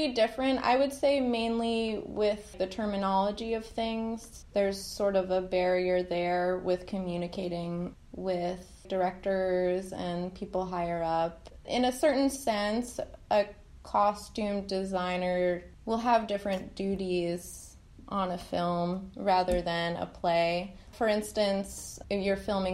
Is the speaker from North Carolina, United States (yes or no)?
no; New York, United States; moved away as an adult; now in Irvine, United States; I'm from New York, and I moved out here a few years ago